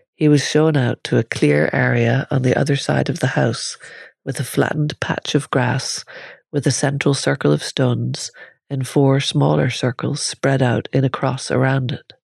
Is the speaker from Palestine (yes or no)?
no; Ireland; growing up in Ireland at the time I was growing up as well